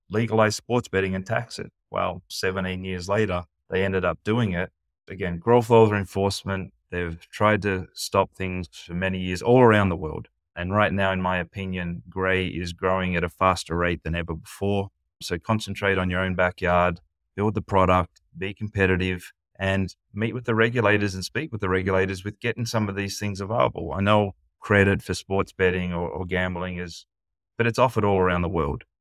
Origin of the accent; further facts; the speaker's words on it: United States; moved away; being American, not living in the U S